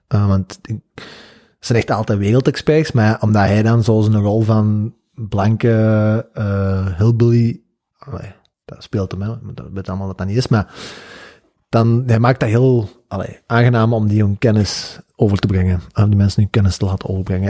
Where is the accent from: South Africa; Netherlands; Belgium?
Belgium; Flanders; dat is een één woord dat wij als Vla-, in Vlaanderen gebruiken